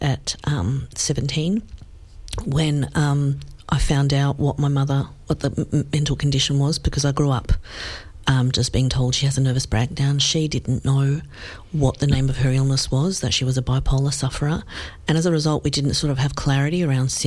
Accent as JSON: {"language": "English", "country": "Australia", "tie": "born or raised there", "said": "we grew up in Australia without any family"}